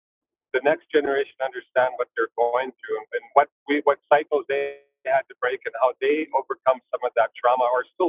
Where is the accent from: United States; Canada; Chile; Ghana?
Canada; Bonaparte, British Columbia; We're unique too, where I grew up in Bonaparte